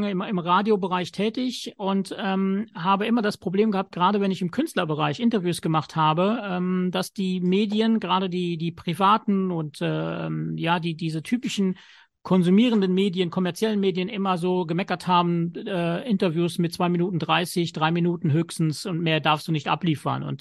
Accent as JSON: {"language": "German", "country": "Luxembourg", "tie": "born there", "said": "Also ich bin 1975 in Luxemburg geboren, mit äh, drei Jahren erblindet"}